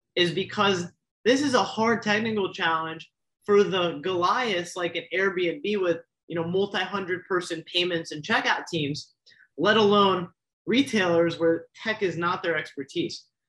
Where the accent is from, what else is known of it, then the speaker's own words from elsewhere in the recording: South Florida, United States; I grew up in South Florida